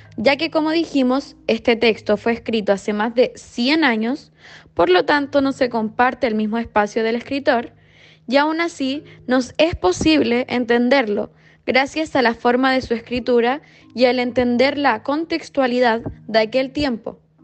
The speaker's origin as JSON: {"language": "Spanish", "country": "Chile", "said": "nuestra historia como chilenos"}